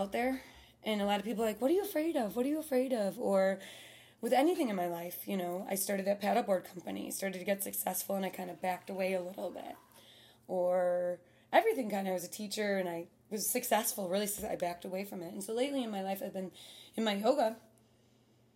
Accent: Chicago, Illinois, United States; growing up in Chicago

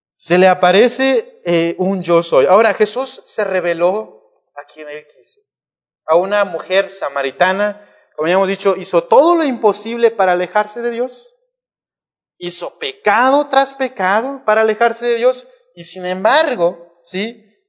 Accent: Monterrey, Nuevo León, Mexico; nuestra condición como humanos, como mexicanos, como regios

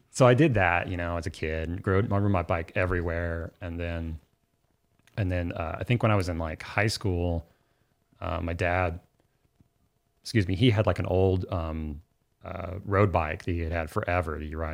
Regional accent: Oklahoma City, Oklahoma, United States; I'm from Oklahoma City and my family's from Southern Oklahoma

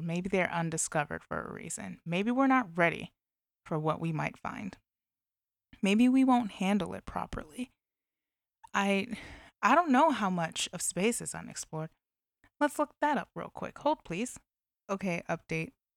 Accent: Illinois, United States; in Illinois as well, my home state

